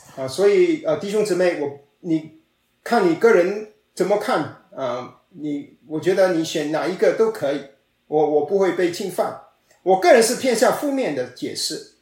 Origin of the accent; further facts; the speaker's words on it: China; 我们中国人